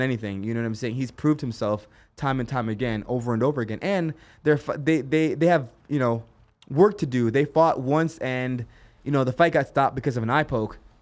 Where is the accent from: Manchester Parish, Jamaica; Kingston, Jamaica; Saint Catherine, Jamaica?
Kingston, Jamaica; now in Las Vegas, United States; I was born in Kingston, Jamaica